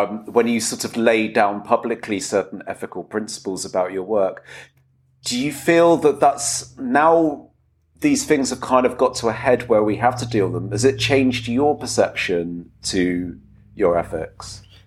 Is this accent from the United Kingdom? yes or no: yes; England, United Kingdom; possibly as an English person